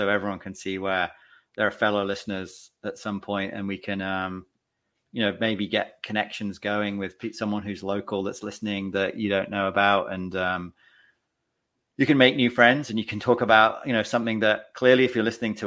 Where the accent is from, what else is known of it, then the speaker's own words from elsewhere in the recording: Leamington Spa, West Midlands, United Kingdom; now in United States; Leamington Spa, which is my hometown in England